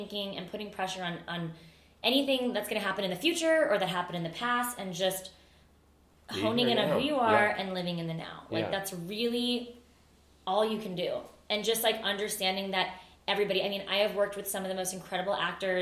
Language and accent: English; Miami, Florida, United States; I grew up with her in Miami